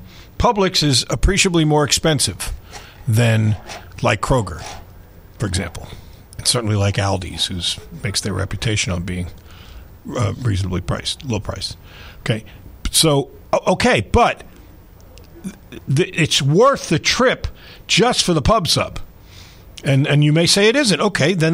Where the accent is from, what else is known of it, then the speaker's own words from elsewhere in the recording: New York, United States; moved away; when I grew up in New York